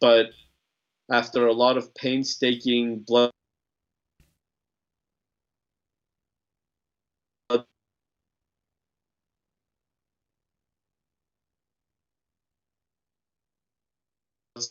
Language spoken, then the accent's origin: English; Los Angeles, California, United States; moved away as an adult; now in Texas, United States; I grew up in Los Angeles, right? Don't hold it against me. I've been an adopted Texan for 6 years now, but I lived in LA for 30 years